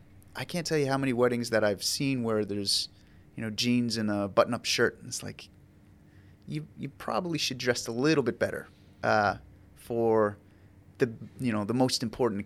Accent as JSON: {"language": "English", "town": "Ocala", "region": "Florida", "country": "United States", "tie": "born or raised there", "said": "I'm from Ocala."}